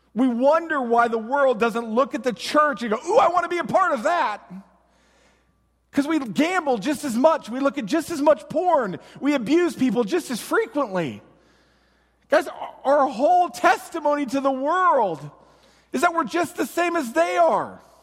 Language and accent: English; United States; us as Americans